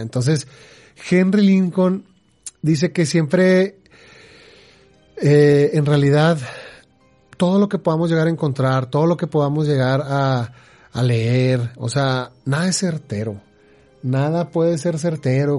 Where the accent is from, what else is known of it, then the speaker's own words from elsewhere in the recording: Mexico; acá en México